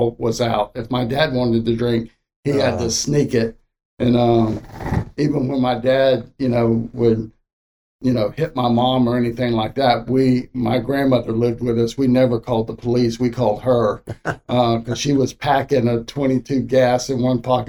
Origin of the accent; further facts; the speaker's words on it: Miami, Florida, United States; also born or lived in Okeechobee, Florida; I was about 13. And then we moved from Miami to a place called Okeechobee.